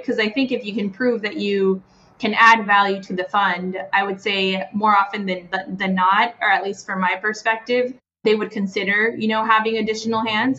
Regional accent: Guatemala; moved away as an adult; now in United States; I am from Guatemala and sort of left Guatemala for college. Have been in the U.S. since then

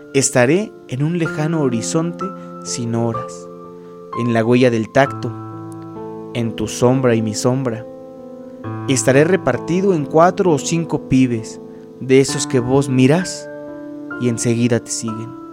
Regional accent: Acambay, State of Mexico, Mexico; los que somos de aquí de Acambayo, de esta zona norte del Estado de México

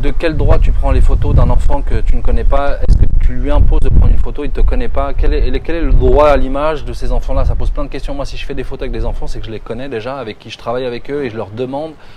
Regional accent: France; moved away; tu es comme moi, tu vis en France, on a vécu en France, on a grandi en France

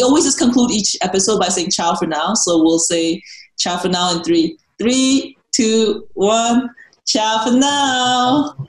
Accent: Oroville, California, United States; And for me, because I grew up in Oroville, whether I was consciously aware of this or not

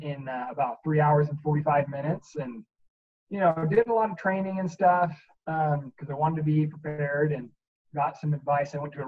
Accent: Alexandria, Virginia, United States; also born or lived in Colorado / North Dakota / California; But I primarily say I'm from Virginia, Alexandria. So cool. Northern Virginia. And that's where I did middle school and high school.

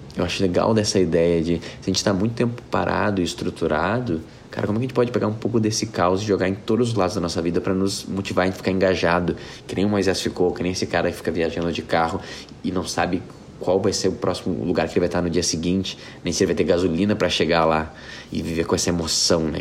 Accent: Porto Alegre, Rio Grande do Sul, Brazil; Porto Alegre é onde eu nasci

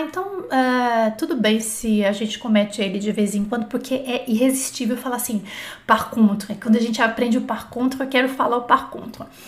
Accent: Brazil; nós brasileiros

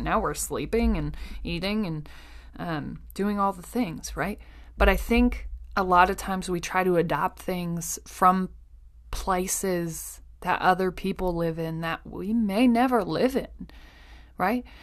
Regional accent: Iowa, United States; I grew up basically on Iowa Public Television.

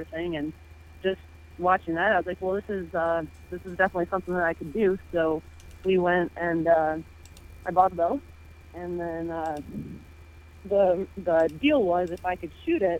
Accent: Sylvania, Ohio, United States; moved away as an adult; now in Michigan, United States; I'm originally from Sylvania, Ohio, is where I grew up.

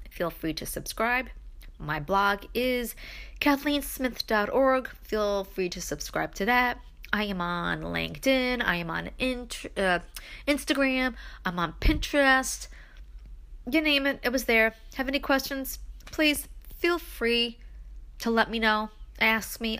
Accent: New York City, New York, United States; I am from Brooklyn

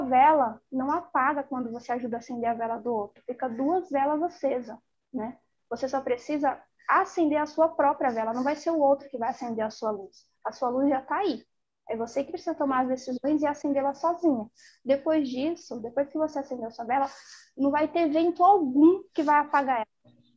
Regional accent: São Paulo, Brazil; Eu sou de São Paulo.

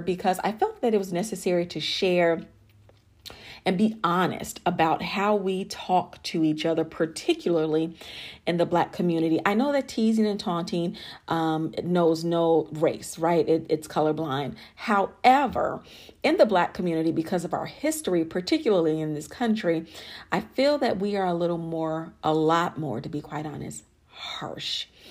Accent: Chicago, Illinois, United States; born or raised there; moved away as an adult; also born or lived in Alabama / Miami, Florida / Dallas, Texas; now in Arlington, United States

